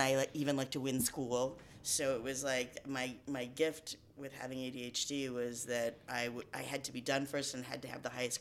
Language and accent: English; Boulder, Colorado, United States; I grew up in Boulder, Colorado